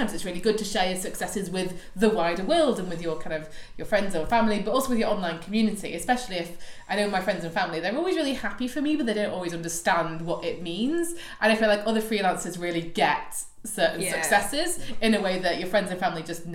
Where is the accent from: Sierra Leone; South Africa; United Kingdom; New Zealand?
United Kingdom; me being British